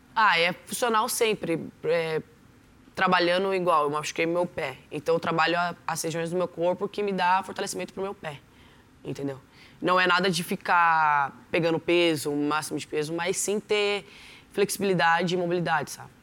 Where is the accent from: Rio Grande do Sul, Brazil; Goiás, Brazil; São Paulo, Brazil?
São Paulo, Brazil; São José dos Campos; E eu nasci em São José dos Campos, no bairro Novo Horizonte, ali em Cerejeiras. Morei 15 anos da minha vida lá